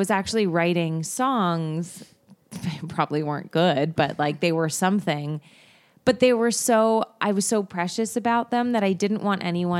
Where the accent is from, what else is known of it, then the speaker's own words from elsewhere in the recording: Canada; now in United States; I was born in Canada.